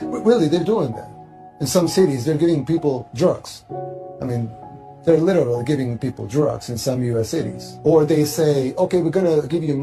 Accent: El Salvador; I'm from El Salvador, third world country in Central America

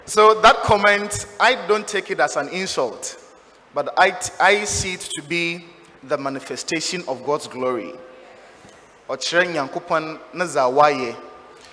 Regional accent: Sudi Circuit, Cape Coast Diocese, Central Region, Ghana; I'm from Sudi Circuit

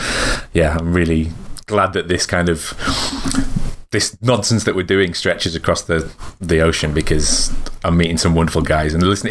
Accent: England, United Kingdom; I'm from England.

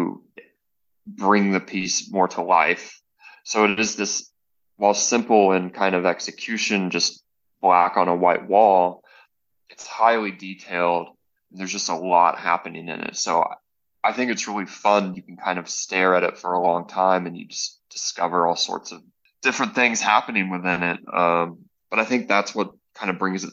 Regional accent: North Alabama, United States; now in Dallas, United States; I'm originally from North Alabama, the southeast

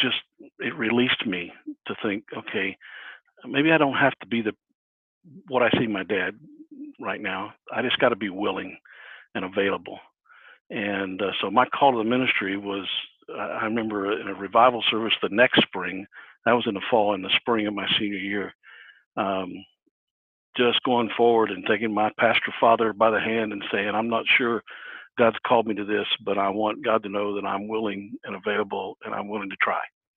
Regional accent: Brookville, Ohio, United States; I grew up here in Ohio, grew up in a little town called Brookville, which is over west of Dayton

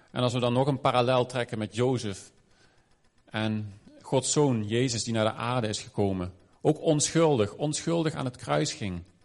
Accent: Maastricht, Limburg, Netherlands; moved away; Ik ben in Maastricht opgegroeid, voelde ook een beetje als een ander land.

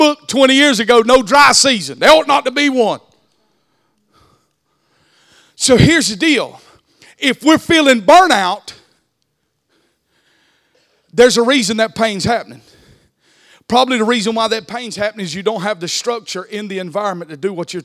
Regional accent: the South, United States; accent: country; I speak country. But God chose me knowing how country I am and how country I speak. And he had enough wisdom not to send me to New York City. He left me in the South

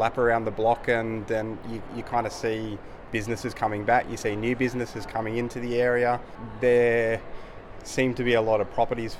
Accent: Lismore, New South Wales, Australia; born and raised in Lismore.

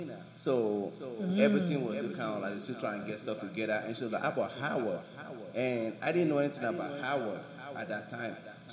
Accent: Nigeria; also born or lived in Michigan, United States / Washington, D.C., United States; now in Miami, United States; Because I came originally from Nigeria. I moved to Michigan.

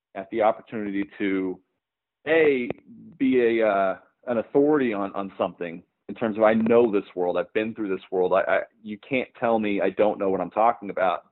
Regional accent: Oklahoma, United States; I'm from Oklahoma. Um, you know, there's not a lot of uh, film presence here, or, or wasn't when I was growing up.

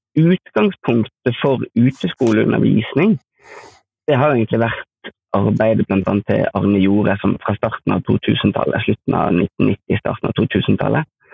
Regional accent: Askøy, Vestland, Norway; jeg kommer fra Askøy utenfor Bergen

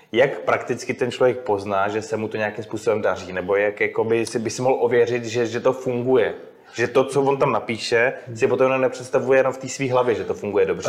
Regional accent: Czechia; jsme se narodili v České republice

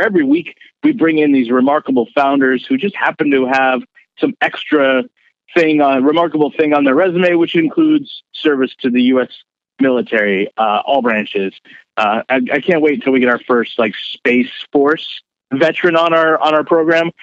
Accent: Bay Area, California, United States; moved away as an adult; I came from the Bay Area

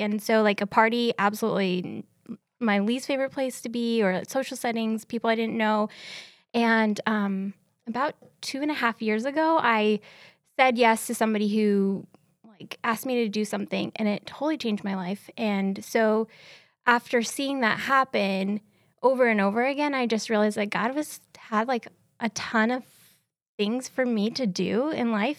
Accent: Seattle, Washington, United States; moved away as an adult; also born or lived in Ellensburg; now in Kennewick, United States; I grew up in Seattle

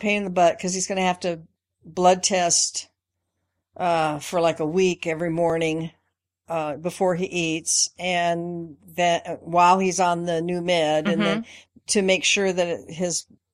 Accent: Spokane, Washington, United States; I grew up in Spokane. Well, actually in Washington State most of my life from the time I was about five.

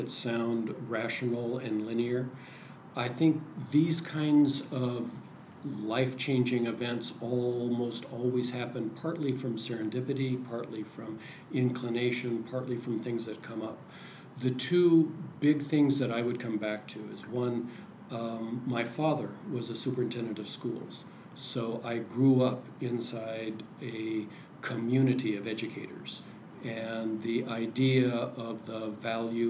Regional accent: Oregon, United States; also born or lived in California / Washington; I grew up in Oregon

